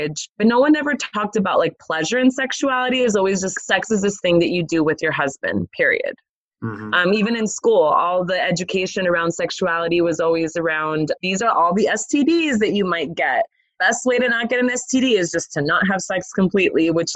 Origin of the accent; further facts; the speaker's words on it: Los Angeles, California, United States; I grew up in Los Angeles, California